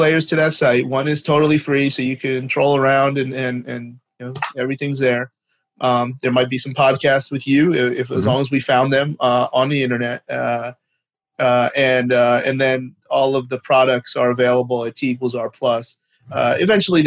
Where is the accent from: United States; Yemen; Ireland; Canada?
Canada; accent: Canadian; my Canadian accent